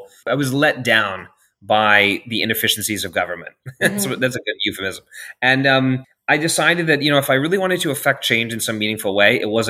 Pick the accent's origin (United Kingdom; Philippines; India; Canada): United Kingdom; London; also born or lived in Asia; now in Los Angeles, United States; I'm not from there originally. Mm-hmm. I was born in Asia and grew up in London and lived all over.